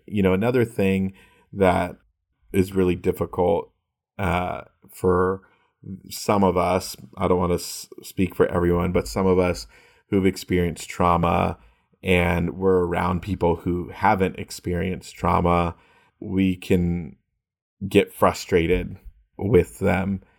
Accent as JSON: {"language": "English", "region": "California", "country": "United States", "said": "I'm from California"}